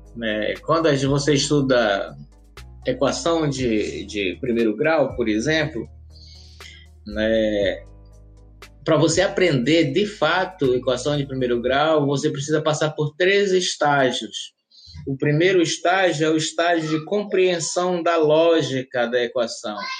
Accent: Alenquer, Pará, Brazil; moved away as an adult; now in Florianópolis, Brazil; Eu sou natural da cidade de Alenquer, no estado do Pará

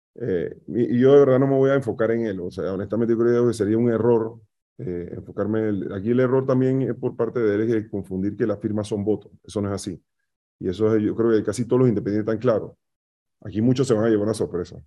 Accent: Panama; Somos panameños

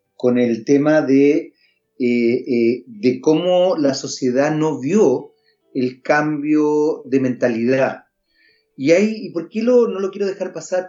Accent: Chile; hay un porcentaje de personas en nuestro país, que son chilenos igual que uno

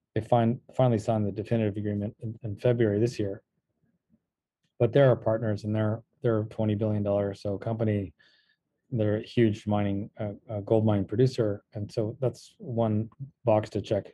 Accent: California, United States; moved away; also born or lived in Los Angeles / Virginia; I'm actually also Yankee. I hail from California

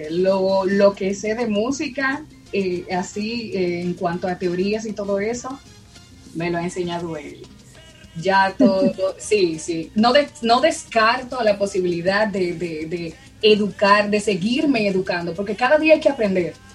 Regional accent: Dominican Republic; estudié locución durante seis meses en mi país, República Dominicana, de ahí soy, y, ya.

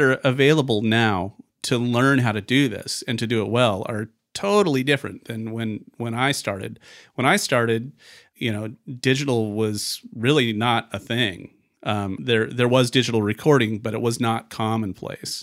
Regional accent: Vancouver, Washington, United States; also born or lived in Portland, Oregon; I was born in Vancouver, Washington, which is right across the river from Portland, Oregon

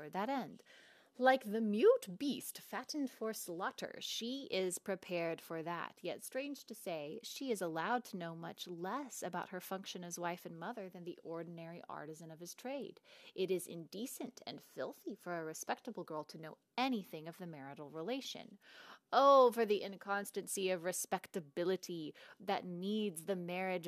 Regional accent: the Bible Belt, United States; my little sister and I talk about growing up in the Bible Belt, where we had no sex ed

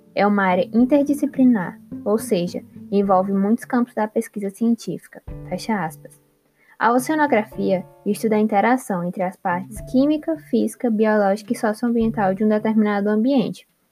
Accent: Piauí, Brazil; moved away as an adult; now in Recife, Brazil; Eu sou nascida no Piauí, sim, o estado com o menor litoral do Brasil, e vim morar em Recife para fazer a graduação

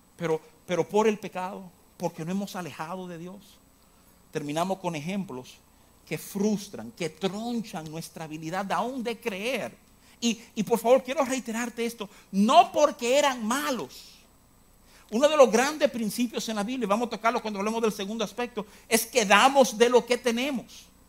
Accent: New York, United States; Yo me crié en Nueva York

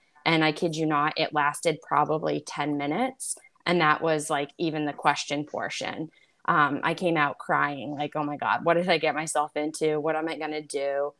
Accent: New Hampshire, United States; also born or lived in Boston; So I'm from a really small town in New Hampshire. I mean, every town in New Hampshire is small, but this one's like really small.

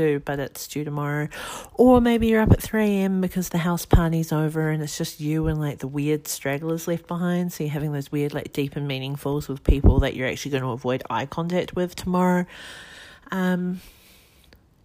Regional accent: New Zealand; now in Australia; I'm currently living in Australia. I'm from New Zealand.

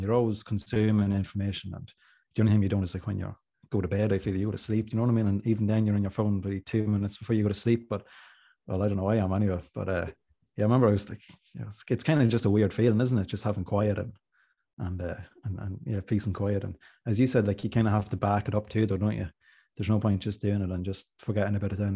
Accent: Monaghan, Ulster, Ireland; I'm from Monaghan

